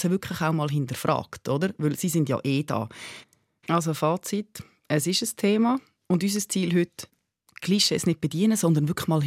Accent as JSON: {"language": "German", "region": "Thurgau", "country": "Switzerland", "said": "wie Sie auch hören, komme ich aus dem Thurgau. Äh, ich werde aber ab jetzt Hochdeutsch sprechen."}